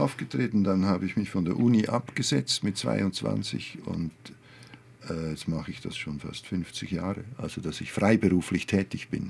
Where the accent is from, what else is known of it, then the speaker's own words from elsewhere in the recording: Olten, Solothurn, Switzerland; ich komme aus Olten, einer Kleinstadt, 20.000 Einwohner